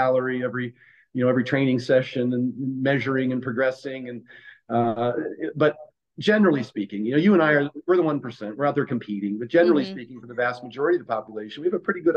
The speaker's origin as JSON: {"language": "English", "region": "Oregon", "country": "United States", "tie": "born or raised there", "also_born_or_lived": "Pennsylvania", "said": "I was born and raised in Oregon"}